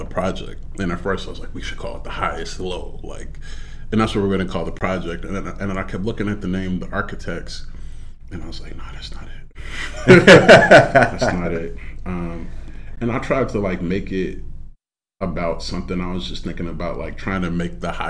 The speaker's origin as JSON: {"language": "English", "town": "Aurora", "region": "Illinois", "country": "United States", "tie": "born or raised there", "also_born_or_lived": "LaGrange, Illinois / Chicago, Illinois"}